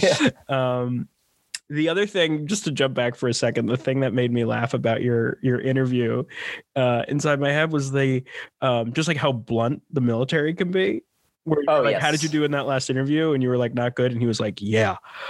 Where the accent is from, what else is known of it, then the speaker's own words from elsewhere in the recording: New York, United States; we're East Coasters too, where like we're from New York